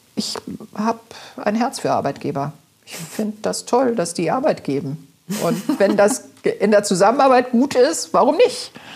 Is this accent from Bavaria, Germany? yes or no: no; Hamburg, Germany; Ich bin auch im Alstertal groß geworden